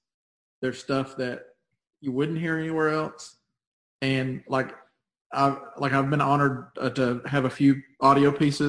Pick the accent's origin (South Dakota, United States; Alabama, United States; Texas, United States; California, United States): Alabama, United States; Coleman; moved away as an adult; also born or lived in Huntsville, Alabama; Yeah, I grew up down in Coleman.